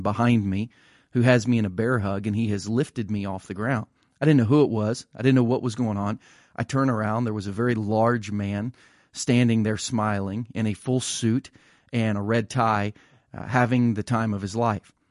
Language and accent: English; Ohio, United States; growing up in Ohio